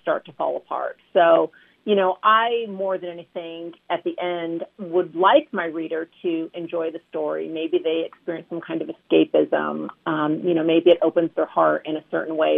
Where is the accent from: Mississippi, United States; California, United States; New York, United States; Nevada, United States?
California, United States; Southern; I was born and raised in Southern California